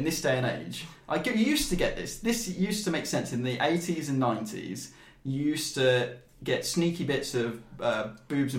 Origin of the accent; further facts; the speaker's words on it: United Kingdom; just my weird British sensibilities